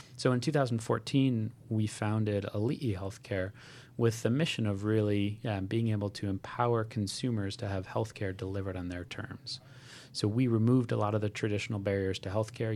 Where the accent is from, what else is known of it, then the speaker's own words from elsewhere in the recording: Hawaii, United States; I grew up in Hawaii